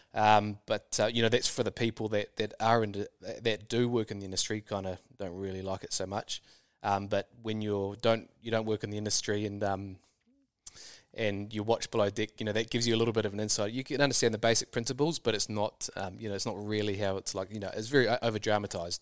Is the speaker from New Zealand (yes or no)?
yes; New Zealand; Kiwis are very employable just because of our nature and our work ethic